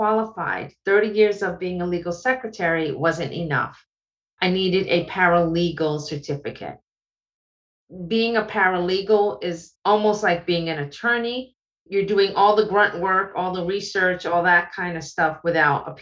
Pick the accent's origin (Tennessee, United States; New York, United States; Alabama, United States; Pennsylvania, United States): New York, United States; New York City; moved away as an adult; now in Atlanta, United States; as a New Yorker, I didn't drive